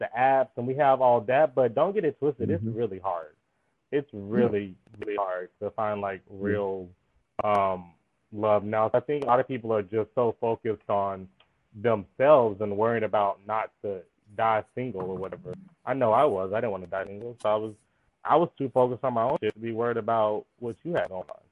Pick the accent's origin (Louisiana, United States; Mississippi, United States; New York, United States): Mississippi, United States; moved away; I come from Mississippi